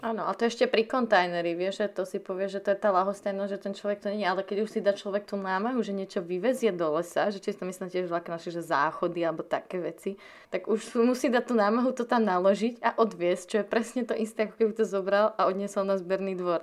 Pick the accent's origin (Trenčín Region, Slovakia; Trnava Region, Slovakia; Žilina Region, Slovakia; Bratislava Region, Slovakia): Bratislava Region, Slovakia; Malacky; My sme z Malaciek